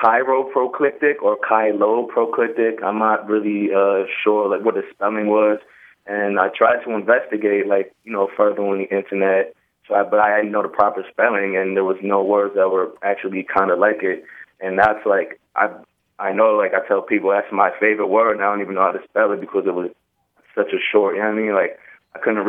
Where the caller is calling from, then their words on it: Hartford, Connecticut, United States; I'm calling from Hartford, Connecticut.